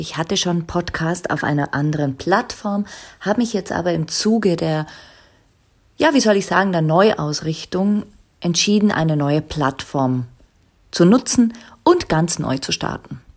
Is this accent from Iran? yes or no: no; Liechtenstein; also born or lived in Zurich; ich bin ja aus Liechtenstein ursprünglich